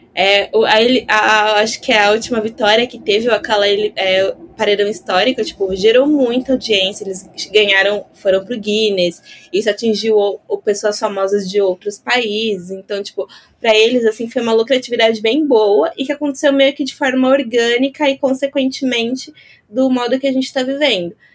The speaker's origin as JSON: {"language": "Portuguese", "region": "São Paulo", "country": "Brazil", "said": "eu sou de São Paulo"}